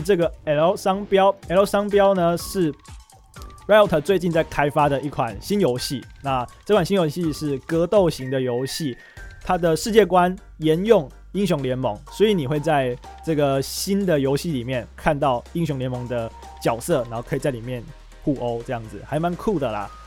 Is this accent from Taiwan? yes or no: yes; Taiwan; 我们台湾人